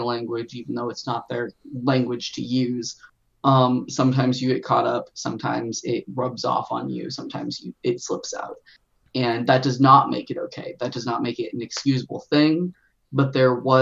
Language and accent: English; United States; We are all from America